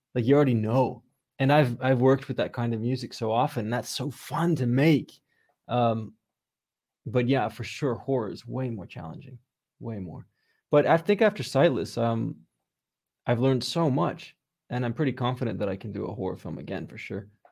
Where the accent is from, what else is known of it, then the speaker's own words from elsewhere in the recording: Redondo Beach, California, United States; also born or lived in New York; I grew up in Redondo Beach in, um, yeah, just, just, like, thirty minutes outside of downtown Los Angeles